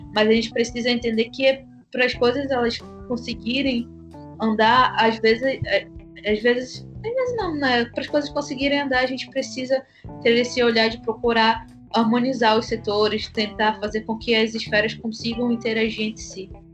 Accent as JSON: {"language": "Portuguese", "region": "Amapá", "country": "Brazil", "said": "sou do estado do Amapá, extremo norte do Brasil"}